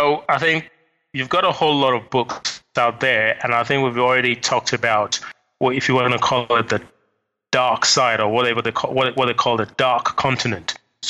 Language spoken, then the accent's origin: English; Nigeria; moved away as an adult; also born or lived in London, United Kingdom / United States; I was born in London, forced to my late father, who was a diplomat of the Nigerian High Commission. And at the age of five, we went back to Nigeria. I had all my sort of understudies, high school, until the age of 20 when I came back to the UK